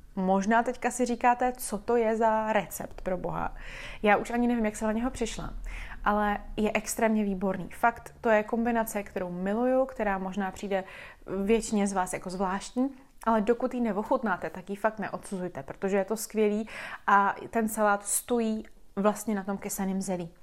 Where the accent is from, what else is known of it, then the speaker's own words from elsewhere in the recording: Czechia; jako Češi